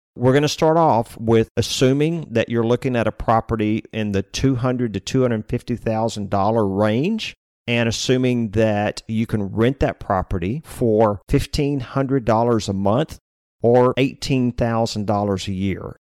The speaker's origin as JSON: {"language": "English", "town": "Austin", "region": "Texas", "country": "United States", "tie": "born or raised there", "also_born_or_lived": "Lake Jackson, Texas", "said": "we were growing up in Austin"}